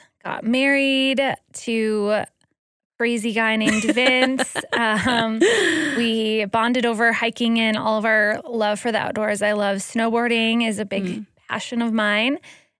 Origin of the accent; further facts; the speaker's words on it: Green Bay, Wisconsin, United States; now in Utah, United States; So I moved out here to Utah from Wisconsin. So I am a Wisconsin girl, born and bred, Green Bay, Wisconsin.